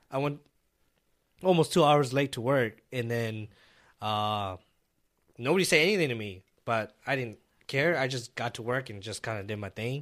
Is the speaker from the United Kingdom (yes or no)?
no; Minnesota, United States; also born or lived in California; I grew up in Minnesota